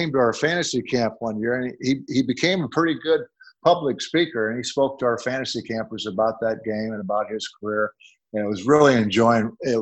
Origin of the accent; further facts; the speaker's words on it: Cedar Rapids, Iowa, United States; moved away; I was originally from Cedar Rapids, Iowa